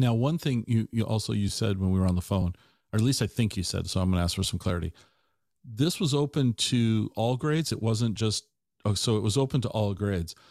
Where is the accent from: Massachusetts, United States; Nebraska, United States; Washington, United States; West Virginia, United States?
Washington, United States; Tacoma; moved away as an adult; also born or lived in Ellensburg; I grew up in Tacoma.